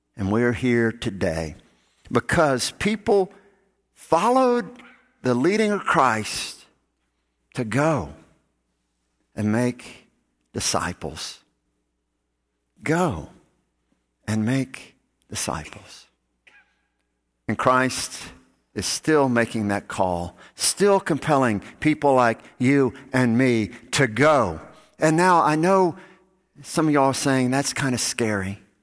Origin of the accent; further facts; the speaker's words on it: Gulf Coast, United States; I grew up on the Gulf Coast.